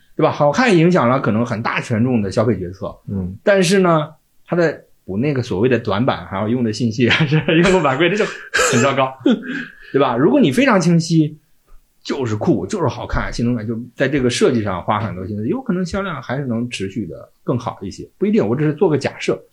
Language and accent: Chinese; Shandong, China; 我们山东人对那个奥迪有执念